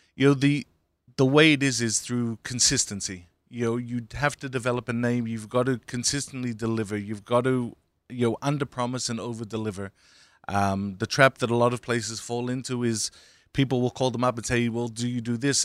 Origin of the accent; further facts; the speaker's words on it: Australia; now in United States; I grew up in Australia